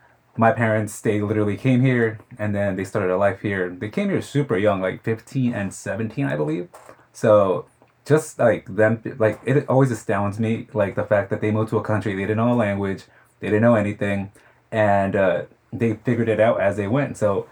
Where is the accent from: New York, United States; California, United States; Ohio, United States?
New York, United States; Queens; I grew up in Queens, born and raised my whole life here. It's... I liked it. I bleed Queens.